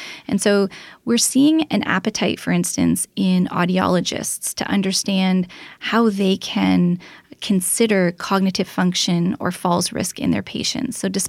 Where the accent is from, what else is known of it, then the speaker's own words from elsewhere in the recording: Toronto, Ontario, Canada; But I wanted to come home. I'm from the Toronto area. I wanted to be close to my family.